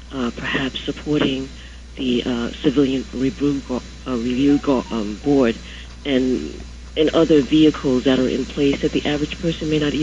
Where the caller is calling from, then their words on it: Brooklyn, New York, United States; I'm calling from Brooklyn.